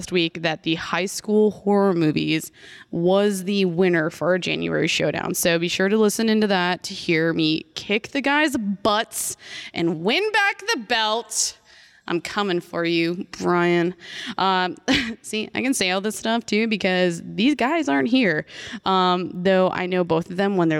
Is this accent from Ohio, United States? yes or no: no; Jamestown, New York, United States; moved away; when I would go out to dive bars in my hometown